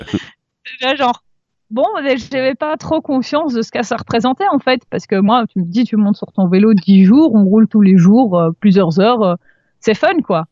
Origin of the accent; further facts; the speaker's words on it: Brussels, Brussels-Capital Region, Belgium; en tant que bruxelloise